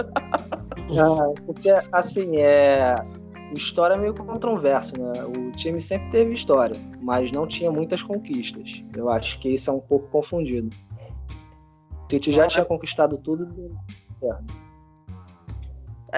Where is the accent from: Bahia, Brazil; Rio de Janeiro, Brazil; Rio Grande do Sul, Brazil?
Rio de Janeiro, Brazil; Sou carioca.